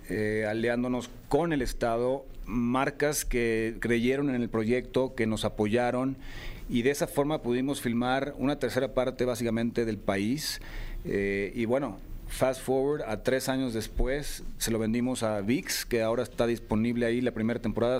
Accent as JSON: {"language": "Spanish", "town": "San Miguel de Allende", "region": "Guanajuato", "country": "Mexico", "tie": "born or raised there", "said": "Yo crecí en San Miguel de Allende"}